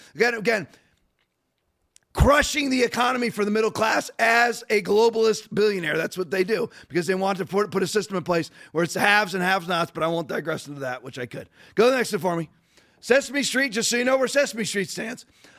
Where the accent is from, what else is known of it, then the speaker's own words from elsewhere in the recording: United States; I'm an American.